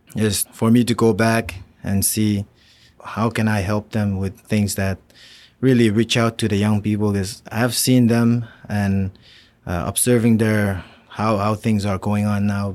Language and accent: English; Pohnpei, Micronesia; moved away as an adult; I'm also from Pond Bay, but the main island of Pond Bay. So, I was born and raised there